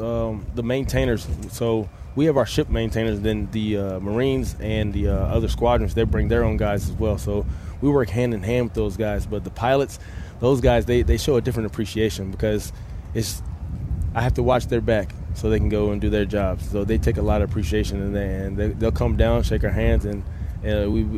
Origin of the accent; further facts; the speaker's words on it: Baltimore, Maryland, United States; also born or lived in Richmond, Virginia; I'm from Baltimore, Maryland. Baltimore, Maryland, up the hill.